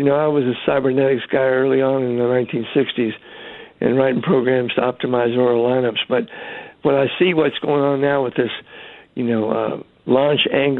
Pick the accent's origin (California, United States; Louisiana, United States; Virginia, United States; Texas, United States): Texas, United States; I always felt good about being a Texan.